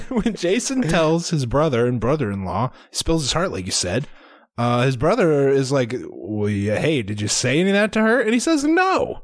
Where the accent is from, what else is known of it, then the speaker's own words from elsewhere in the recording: Iowa, United States; we're from Iowa